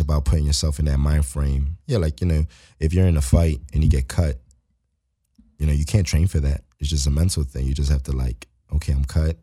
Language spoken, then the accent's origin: English; Philadelphia, Pennsylvania, United States; moved away as an adult; now in Los Angeles, United States; I'm from Philly, so I'm a city dude.